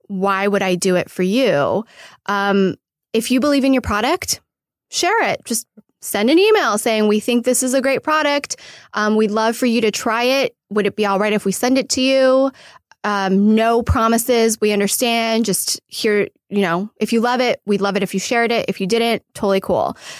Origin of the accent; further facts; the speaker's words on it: Irvine, California, United States; moved away as an adult; also born or lived in New York; now in Los Angeles, United States; I'm originally from Irvine, California. Uh, Orange County